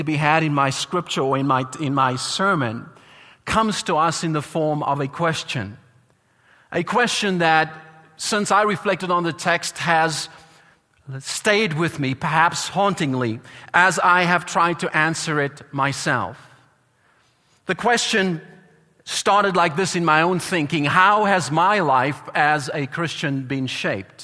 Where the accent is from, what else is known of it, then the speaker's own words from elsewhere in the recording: South Africa; accent: South African; My accent came through there.